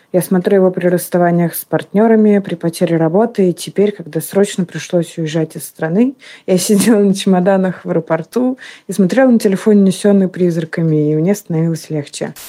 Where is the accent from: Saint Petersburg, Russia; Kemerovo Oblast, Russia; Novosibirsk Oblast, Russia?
Saint Petersburg, Russia; moved away as an adult; now in Turkey; я из Петербурга, а теперь живу в Турции